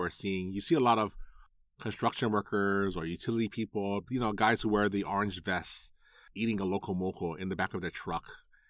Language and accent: English; Hawaii, United States; born and raised in Hawaii